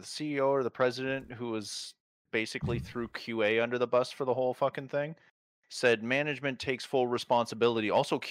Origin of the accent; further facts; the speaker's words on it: Canada; I grew up in Canada.